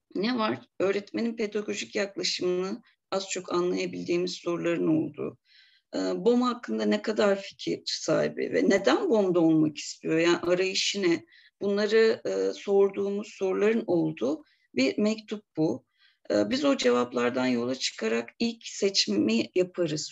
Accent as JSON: {"language": "Turkish", "region": "Bursa", "country": "Turkey", "tie": "born or raised there", "also_born_or_lived": "Bulgaria", "moved": "as an adult", "lives_now": "Eskişehir, Turkey", "said": "Bulgaristan göçmeniyiz biz. Bursa'da doğdum ben. Eskişehir'e gelişim üniversiteyle beraber oldu."}